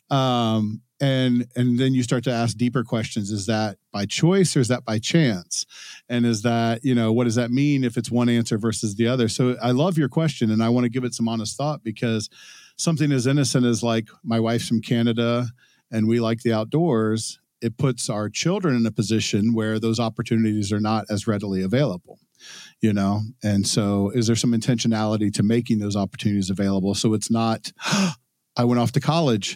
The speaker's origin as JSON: {"language": "English", "area": "Cincinnati, Dayton area", "region": "Ohio", "country": "United States", "tie": "born or raised there", "also_born_or_lived": "Texas / Dallas", "moved": "yes", "lives_now": "New Hampshire, United States", "said": "I grew up in Ohio. I lived in Texas for a long time."}